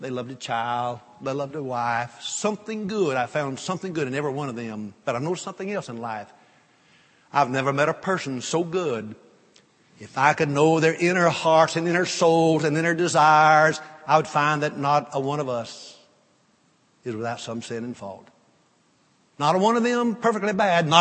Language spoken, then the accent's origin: English; North Louisiana, United States; I grew up in North Louisiana